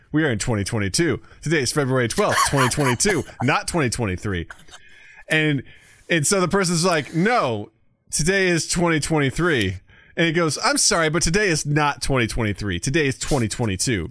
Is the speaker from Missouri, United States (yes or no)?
yes; rural Missouri, United States; moved away; my hometown in rural Missouri